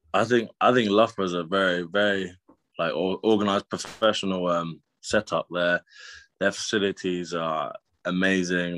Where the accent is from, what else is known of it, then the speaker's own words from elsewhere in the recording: Brighton, South East England, United Kingdom; moved away as an adult; also born or lived in Loughborough; I grew up in Brighton